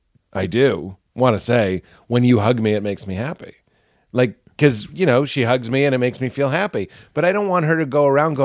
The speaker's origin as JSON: {"language": "English", "town": "Boston", "region": "Massachusetts", "country": "United States", "said": "we are both from Boston."}